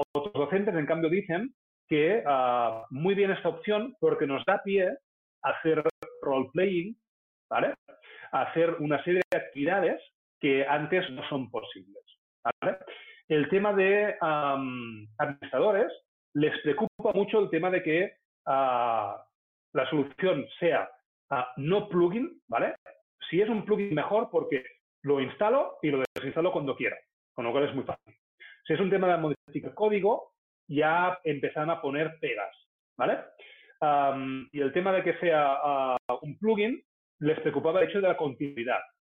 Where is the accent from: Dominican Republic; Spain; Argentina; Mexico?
Spain; como sociedad española eh, tenemos que cambiar